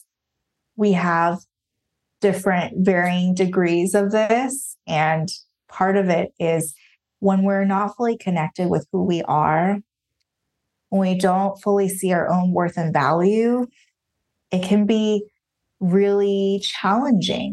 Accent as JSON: {"language": "English", "country": "Taiwan", "tie": "born or raised there", "moved": "as an adult", "lives_now": "United States", "said": "I grew up in Taiwan."}